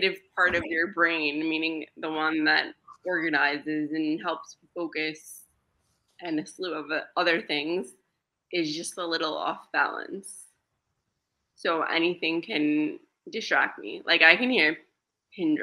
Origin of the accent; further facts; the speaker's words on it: New York City, New York, United States; first language Greek; English is a second language; I was in the New York City Board of Ed school system many, many moons ago